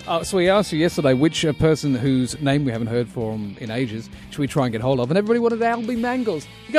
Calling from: Australia; I'm calling you from Australia.

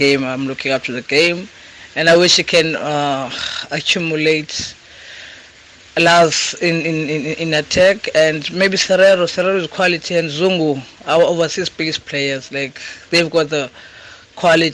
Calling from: Cape Town, Western Cape, South Africa; I'm calling from all the way from Cape Town

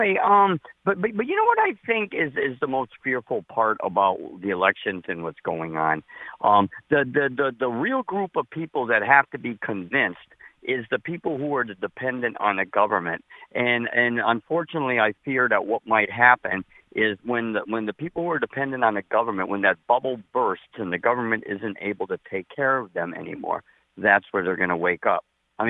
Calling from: Springfield, United States; I'm calling from Springfield.

